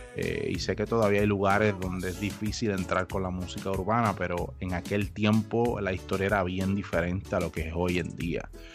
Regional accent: Aguadilla, Puerto Rico; moved away as an adult; now in United States; yo soy original de Puerto Rico, de Aguadilla, Puerto Rico, y actualmente radico en los Estados Unidos

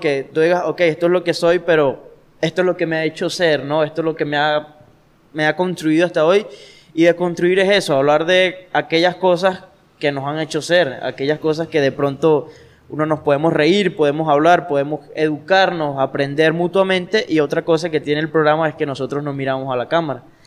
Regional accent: Guanare, Portuguesa, Venezuela; nosotros como guanareños

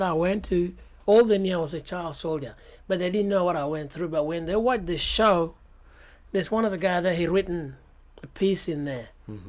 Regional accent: Sudan; And all they knew about me is just, I'm from Sudan. I was a boy soldier.

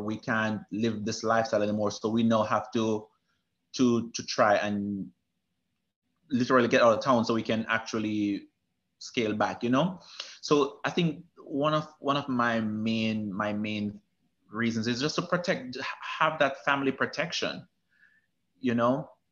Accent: Manchester Parish, Jamaica; moved away; I'm from Manchester, Jamaica, which is a central part of Jamaica.

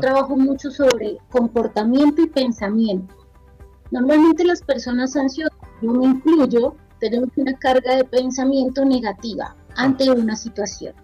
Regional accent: Bogotá, Colombia; moved away as an adult; also born or lived in Argentina; actualmente estoy en Bogotá, es mi ciudad natal

